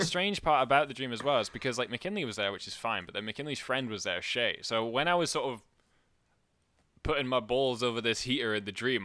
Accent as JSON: {"language": "English", "region": "Scotland", "country": "United Kingdom", "said": "most people know that I'm Scottish"}